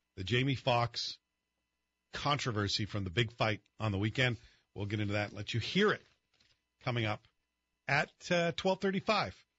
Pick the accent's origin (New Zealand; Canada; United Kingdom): United Kingdom; Scotland; moved away; even though I was growing up in Scotland